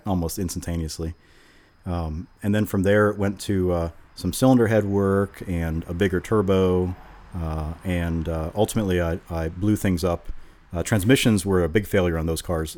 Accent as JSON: {"language": "English", "town": "Vero Beach", "region": "Florida", "country": "United States", "tie": "born or raised there", "also_born_or_lived": "Gainesville, Florida", "moved": "as an adult", "said": "I grew up in Vero Beach, okay. Uh, and I spent the first twenty years in Vero"}